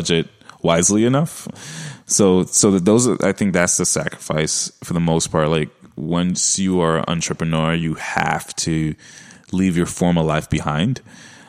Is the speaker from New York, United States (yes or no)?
yes; New York City, New York, United States; accent: Brooklyn; my Brooklyn accent